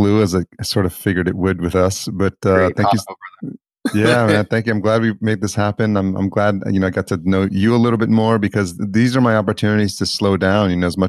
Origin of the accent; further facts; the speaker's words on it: El Salvador; but I'm from El Salvador, and there's nothing going back beyond my grandfather that I'll probably ever be able to find.